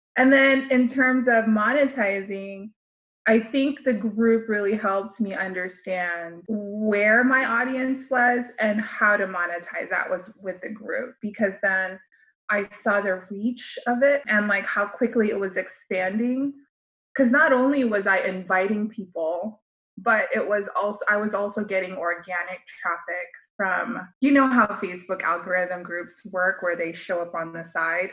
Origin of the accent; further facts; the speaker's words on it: United States; as a Filipino American, I was forced to learn the American way and then also still try to embody my Filipino culture